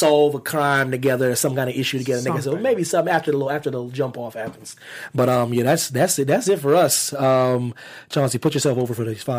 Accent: Pennsylvania, United States; moved away; because I'm from Pennsylvania where like they can hunt. They literally, they get off school to hunt where I'm from.

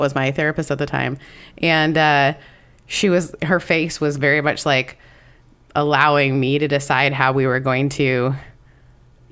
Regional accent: Canada; As a Canadian

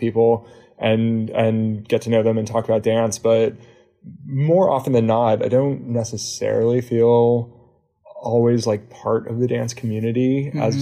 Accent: Pasadena, California, United States; moved away as an adult; also born or lived in San Diego / Tel Aviv; I grew up in Pasadena

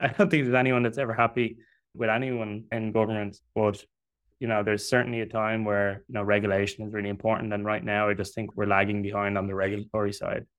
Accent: Dublin, Leinster, Ireland; I'm from Dublin in Ireland

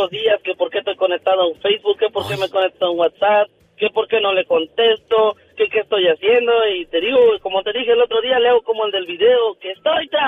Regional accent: Tlapacoya, Veracruz, Mexico; now in United States; De Tlapacoya

